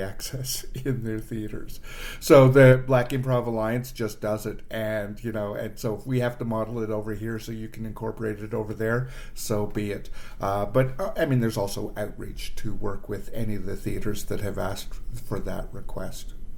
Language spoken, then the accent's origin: English; Toronto, Ontario, Canada; moved away as an adult; now in Ottawa, Canada; I moved from Toronto, which is born and and raised